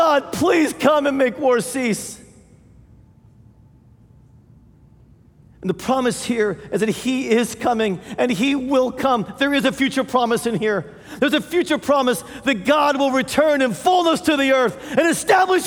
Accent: United States; as American Christians

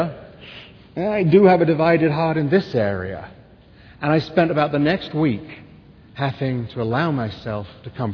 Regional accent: England, United Kingdom; now in United States; I'm English

